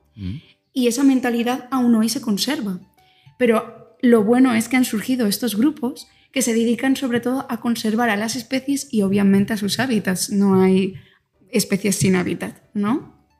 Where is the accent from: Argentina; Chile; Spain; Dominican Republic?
Spain; Alcalá de Henares, Community of Madrid; moved away as an adult; now in Oaxaca, Mexico; soy española, nací en Alcalá de Henares.